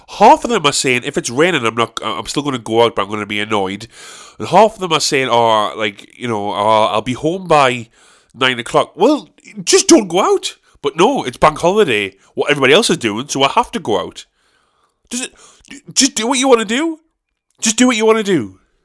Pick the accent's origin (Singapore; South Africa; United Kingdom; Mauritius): United Kingdom; South Shields, North East England; my hometown